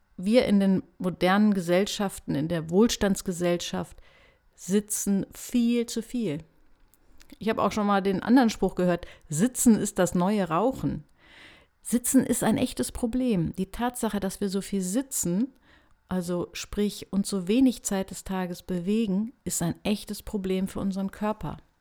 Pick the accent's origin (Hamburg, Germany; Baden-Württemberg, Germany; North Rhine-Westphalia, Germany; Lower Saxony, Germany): Lower Saxony, Germany; Hanover; Ich komme ja aus Hannover.